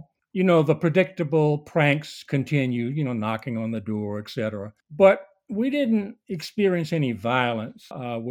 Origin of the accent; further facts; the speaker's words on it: Orangeburg, South Carolina, United States; I'm from Orangeburg.